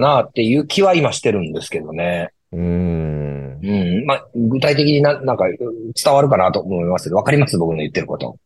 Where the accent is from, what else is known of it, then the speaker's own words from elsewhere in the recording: Shimonoseki, Yamaguchi, Japan; 僕はあのエリア生まれ、あのエリア育ちなんで